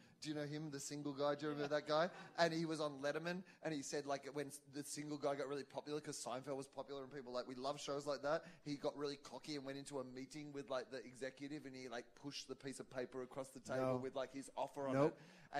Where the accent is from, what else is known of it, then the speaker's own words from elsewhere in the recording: Australia; I am an Australian.